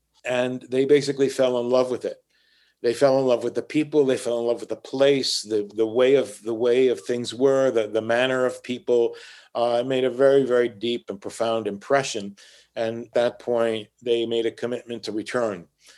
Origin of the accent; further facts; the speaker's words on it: Puerto Rico; first language Spanish; English is a second language; moved away as an adult; now in Hartford, United States; So all my entire environment as a child was Puerto Rican. It wasn't American or North American. My first language was Spanish